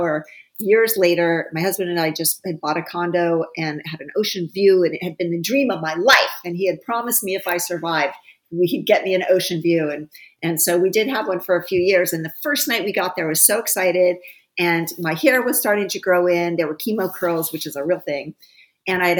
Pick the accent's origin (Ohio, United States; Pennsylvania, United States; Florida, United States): Ohio, United States; my hometown in Ohio